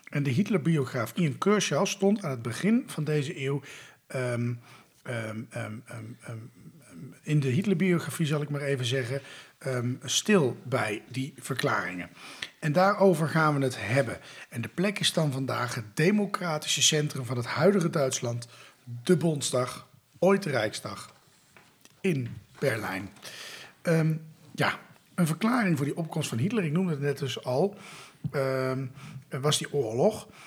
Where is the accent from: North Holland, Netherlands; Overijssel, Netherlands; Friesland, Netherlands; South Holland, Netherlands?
Friesland, Netherlands; als Fries voel ik daarin mee.